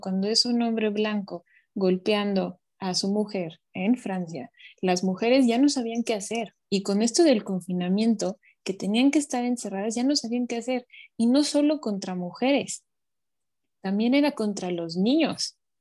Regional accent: Mexico; nosotros como mexicanos o latinoamericanos

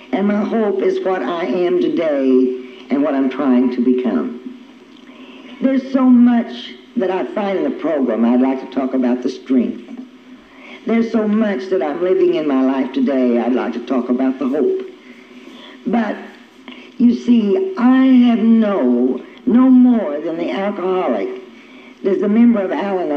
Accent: near Okmulgee, Oklahoma, United States; we were raised on a ranch out in the country, not too far away from Okmulgee

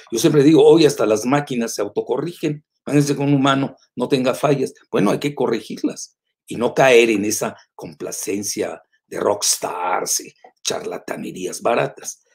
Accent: Mexico

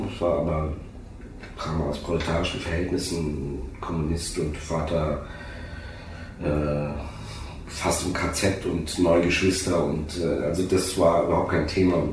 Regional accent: Oberursel, Hesse, Germany; Und ich bin ich komme ja hier aus der Gegend, witzigerweise. Ich komme aus Oberursel. Es ist äh, 20 Kilometer von hier entfernt. Fünf, ja, ein bisschen mehr, 30. So eine Schlafstadt von Frankfurt.

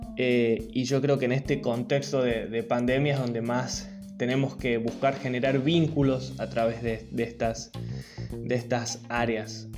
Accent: a small town in the Sierras, interior of Córdoba, Argentina; now in Córdoba, Argentina; soy cordobés, vivo hace 10 años en la ciudad de Córdoba capital. no soy nacido acá, nací en un pueblito en la Sierra, en el interior de Córdoba

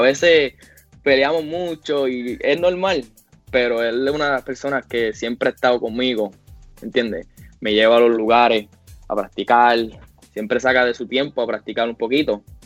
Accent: Puerto Rico; moved away; los puertorriqueños jugamos con el corazón

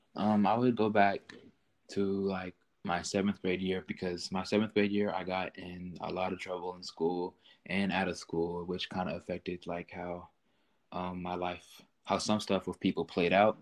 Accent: Maryland, United States; I grew up in with both of my parents in a nice home in Maryland

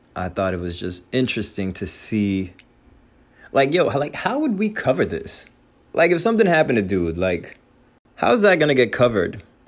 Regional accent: Union City, New Jersey, United States; I am from the Northeast, specifically New Jersey, specifically Hudson County, specifically Union City.

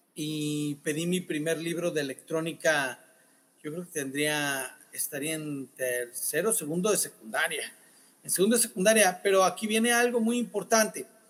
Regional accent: Sinaloa, Mexico; como buen sinaloense

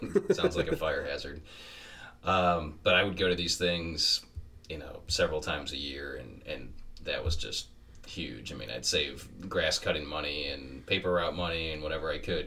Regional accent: Detroit, Michigan, United States; growing up in Metro Detroit

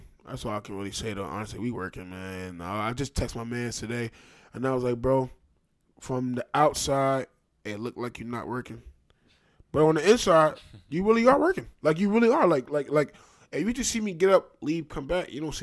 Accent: Trenton, New Jersey, United States; I'm from Trenton, New Jersey

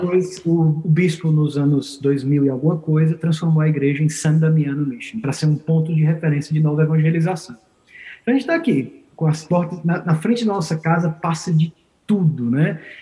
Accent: Fortaleza, Ceará, Brazil; moved away as an adult; also born or lived in Italy; Eu sou natural de Fortaleza, no Ceará, no Brasil

